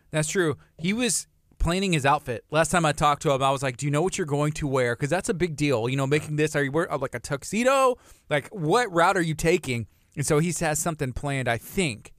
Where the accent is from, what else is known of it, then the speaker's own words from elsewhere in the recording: Angleton, Texas, United States; moved away; I'm from Angleton